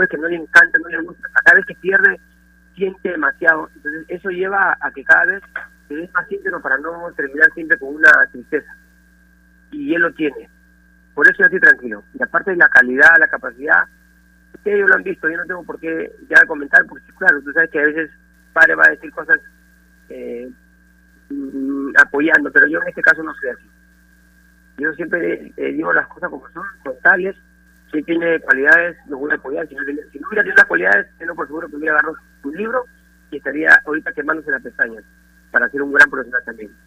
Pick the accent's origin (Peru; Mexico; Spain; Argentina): Peru; moved away as an adult; por el Perú, por, el, por mi país